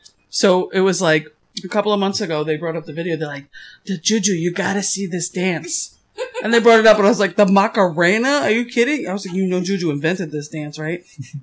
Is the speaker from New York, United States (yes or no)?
yes; New York, United States; I lived in New York, so like we had concrete.